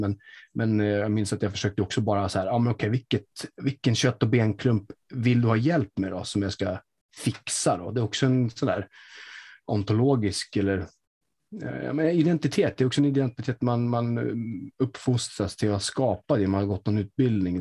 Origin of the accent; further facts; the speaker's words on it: Sweden; jag bor ju i Sverige, jag är uppväxt som svensk